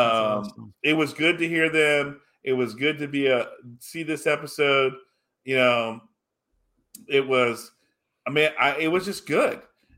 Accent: Cincinnati, Ohio, United States; I'm from Cincinnati. That's what it was. Yeah, I'm from Cincinnati. I don't know anything. I was adopted.

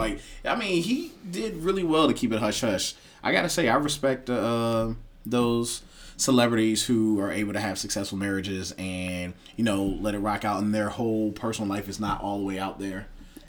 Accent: the South, United States; I'm from the South. I'm a Southern boy.

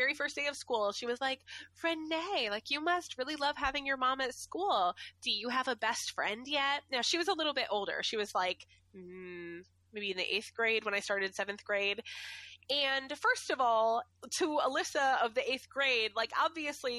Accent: Ware, Massachusetts, United States; also born or lived in New Braintree, Massachusetts; I moved from Ware to New Braintree

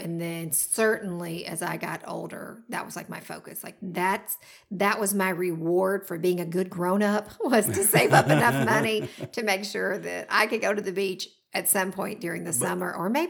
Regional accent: Georgia, United States; also born or lived in Florida; I grew up in Georgia. I lived in Florida for about a year as a toddler, but I really have no memories of that whatsoever.

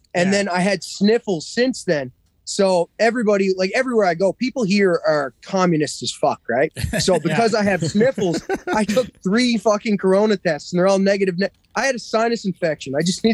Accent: Cape Breton Island, Nova Scotia, Canada; I'm from Cape Breton Island.

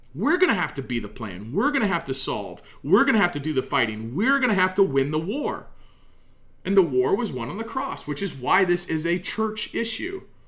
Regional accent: United States; as an American, as a Christian in America, I look at my nation, my people, where I'm from

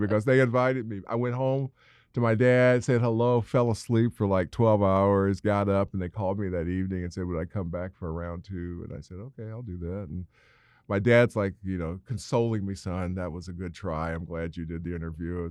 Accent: Indiana, United States; my home state of Indiana. Now, remember when I was, uh, sixteen, I wanted to get out of Indiana

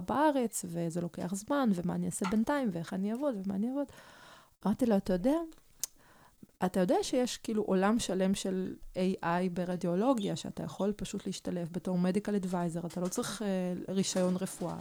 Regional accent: Arad, Southern District, Israel; Hebrew is a second language; also born or lived in Kyiv, Ukraine; כשהייתי בת תשע, אז, אה, המשפחה עלתה מקייב לערד

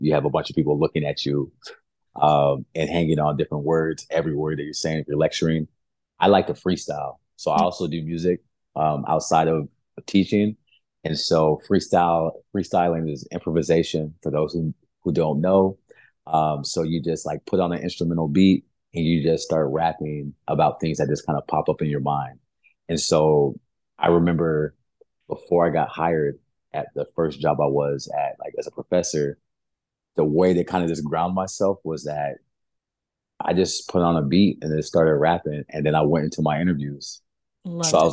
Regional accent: Brawley, California, United States; moved away as an adult; also born or lived in Santa Cruz, California / San Jose, California; now in Miami, United States; I'm originally from California. So born and raised West Coast, Best Coast

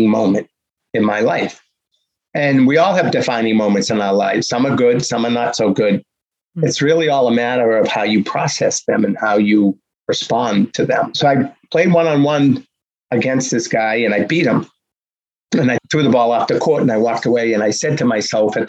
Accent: Boston, Massachusetts, United States; growing up in Boston, you're surrounded by sports

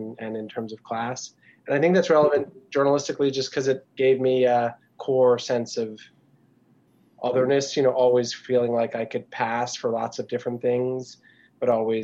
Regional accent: Washington, District of Columbia, United States; I'm speaking to you from Washington, D.C., which is where I was born and raised and where I live now.

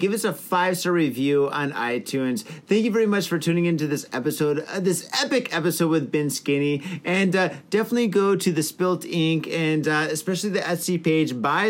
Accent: Detroit, Michigan, United States; now in Japan

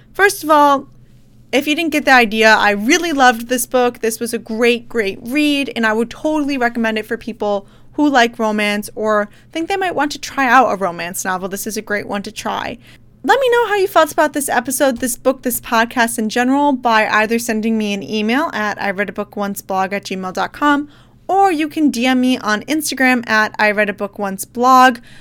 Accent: Midwest, United States; moved away as an adult; I'm from the Midwest

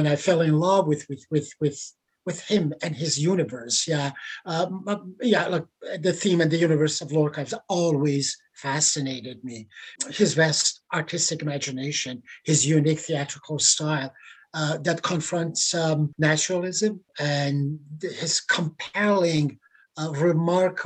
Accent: Iran; English is a second language; moved away as an adult; now in Canada; I was an actor by training back in Iran before I left my homeland

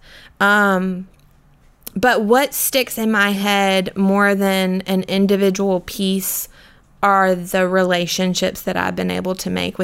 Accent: Florence, South Carolina, United States; I am from Florence. So I grew up about 30 minutes away

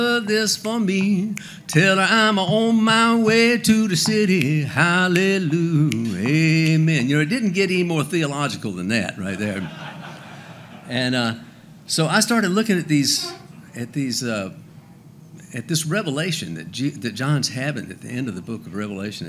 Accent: Macon, Georgia, United States; I was playing in a bar in Macon, Georgia, my hometown.

